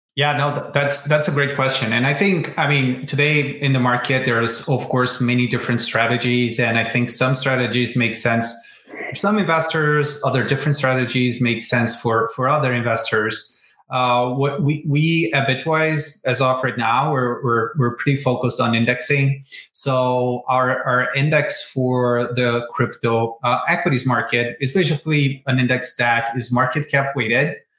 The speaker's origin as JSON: {"language": "English", "country": "Brazil", "tie": "born or raised there", "moved": "as an adult", "lives_now": "United States", "said": "I'm originally from Brazil, born, and raised there."}